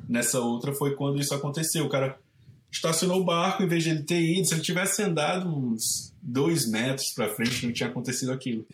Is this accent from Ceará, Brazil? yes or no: yes; Caucaia, Ceará, Brazil; moved away as an adult; also born or lived in Santa Barbara, California; now in San Francisco, United States; eu sou de uma cidade chamada Calcaia. Ela fica bem na costa, tipo assim, o centrinho fica a 7 km da praia. Eu cresci nesse centrinho